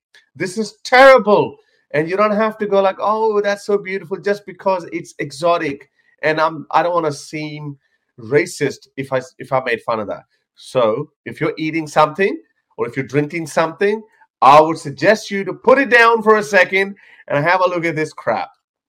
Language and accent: English; India; And again, I'm Indian as well. So to me, it doesn't really matter. It's not exotic for me. Kind of is, because we were separated from mainstream India.